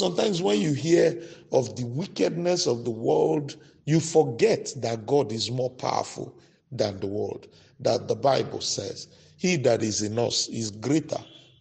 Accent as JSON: {"language": "English", "town": "Maiduguri", "region": "Borno", "country": "Nigeria", "tie": "born or raised there", "said": "we grew up in Maiduguri"}